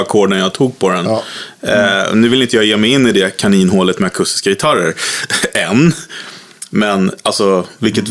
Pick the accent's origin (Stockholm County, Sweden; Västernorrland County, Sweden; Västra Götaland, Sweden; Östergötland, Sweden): Stockholm County, Sweden; Vaxholm; jag är uppvuxen i Vaxholm då för länge sedan